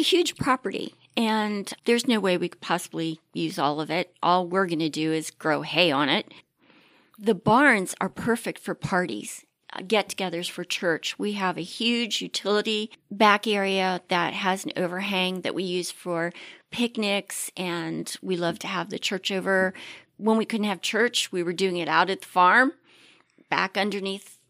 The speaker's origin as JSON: {"language": "English", "region": "Maryland", "country": "United States", "tie": "born or raised there", "also_born_or_lived": "Pittsburgh", "moved": "as an adult", "lives_now": "Ohio, United States", "said": "I was raised on Maryland steamed crabs"}